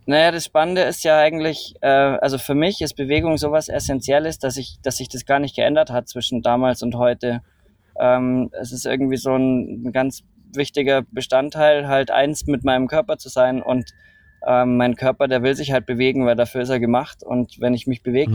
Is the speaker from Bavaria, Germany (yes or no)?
yes; Rosenheim, Bavaria, Germany; geboren in äh, Rosenheim, äh, südlich von München, ähm, an den Bergen, bin in den Bergen, mit den Bergen aufgewachsen.